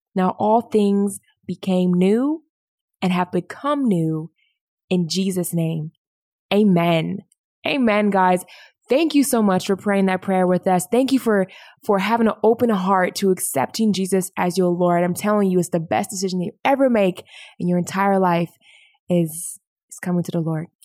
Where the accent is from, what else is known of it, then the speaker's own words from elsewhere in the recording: Indianapolis, Indiana, United States; I was born in Indianapolis, Indiana